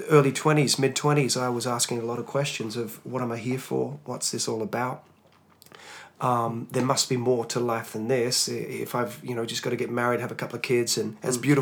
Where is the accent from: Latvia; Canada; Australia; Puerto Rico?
Australia; Hobart, Tasmania; I was a Tasmanian lad, um, born and bred in Tasmania, Hobart, Tasmania born to uh, non Christian parents